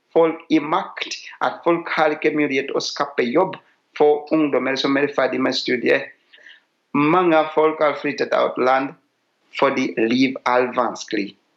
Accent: Uganda; moved away as an adult; now in Norway; Jeg kommer fra Uganda

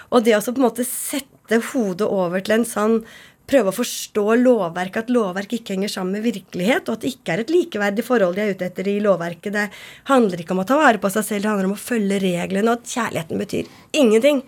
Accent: Nes, Akershus, Norway; Jeg er fra Nes på Romerike.

